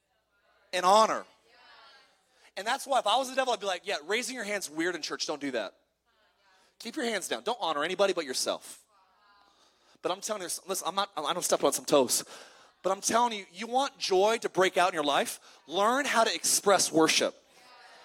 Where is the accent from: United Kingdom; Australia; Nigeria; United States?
United States; California; I grew up in California